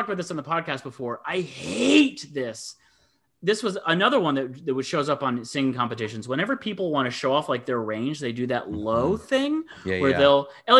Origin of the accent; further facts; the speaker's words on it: Ann Arbor, Michigan, United States; my hometown, which of course you guys know I love. I love my hometown, and I always think of Ann Arbor